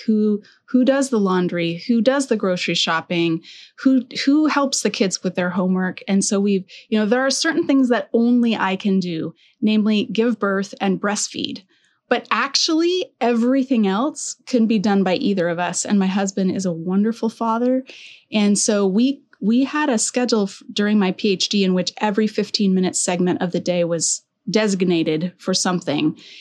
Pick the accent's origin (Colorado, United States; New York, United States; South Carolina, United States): Colorado, United States; also born or lived in Alberta; now in Southern California, United States; I'm from Colorado